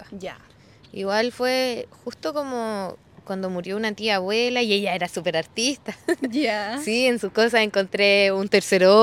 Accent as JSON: {"language": "Spanish", "town": "Nacimiento", "region": "Biobío", "country": "Chile", "tie": "born or raised there", "also_born_or_lived": "Los Ángeles, Chile / Temuco, Chile", "said": "Pero nacimos en Los Ángeles donde era un embarazo complicado, veníamos dos y todo. Ya. Pero nos, eh, nos criamos aquí en nacimiento."}